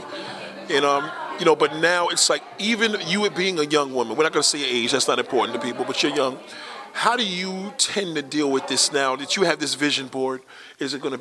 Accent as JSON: {"language": "English", "town": "New York City", "region": "New York", "country": "United States", "said": "I'm a New Yorker first"}